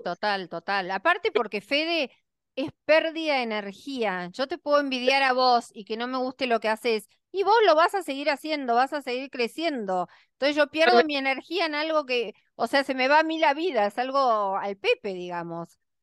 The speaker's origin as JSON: {"language": "Spanish", "country": "Argentina", "said": "yo en Miami o en cualquier lugar del mundo me siento muy feliz porque soy como menos observada quizás que en mi país, este, y es una imagen más aceptada. Acá en Argentina"}